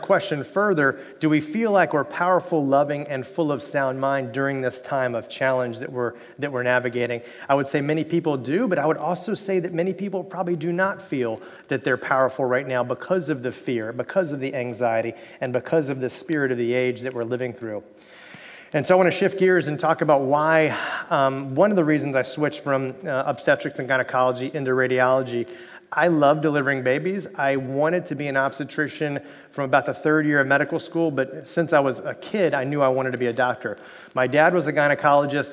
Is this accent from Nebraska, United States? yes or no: no; Miami, Florida, United States; I grew up in Miami, Florida